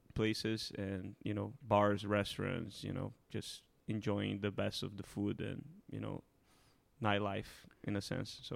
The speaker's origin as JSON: {"language": "English", "region": "Rio de Janeiro", "country": "Brazil", "tie": "born or raised there", "moved": "yes", "said": "Rio, my hometown"}